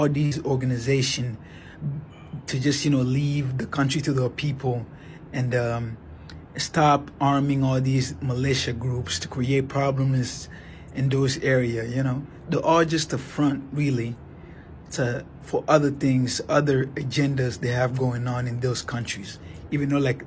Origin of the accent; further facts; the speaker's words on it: DR Congo; I'm actually from Congo